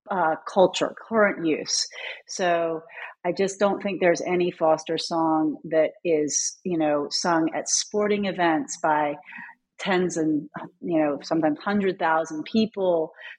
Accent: Louisville, Kentucky, United States; Well, I am from Kentucky, so I think it started there. I was away for my PhD and, you know, got that actually in North Carolina like you. But I came home to my hometown of Louisville.

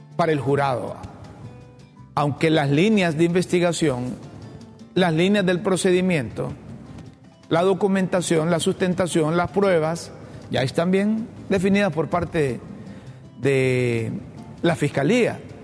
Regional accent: Honduras; todos los hondureños

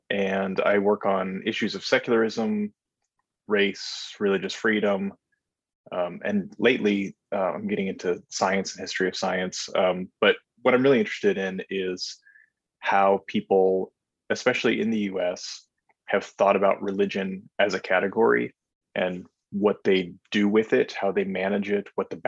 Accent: North Dakota, United States; Yeah, I am from North Dakota, or I went to high school there at least. And so I also went to college there at the University of North Dakota.

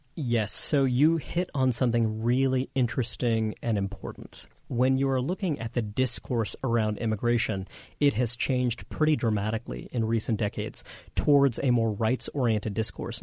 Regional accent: New York City, New York, United States; born or raised there

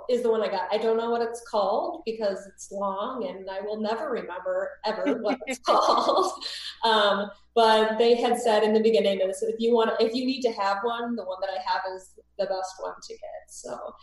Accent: Michigan, United States; now in Alabama, United States; I'm normally from Michigan, though, so I've moved over here.

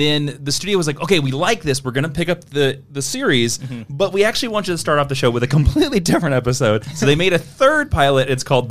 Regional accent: Kansas, United States; I'm from Kansas

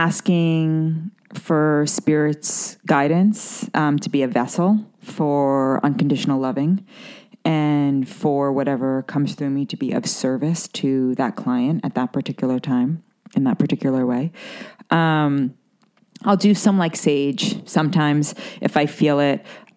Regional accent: New York City, New York, United States; growing up in Manhattan and growing up around the business world

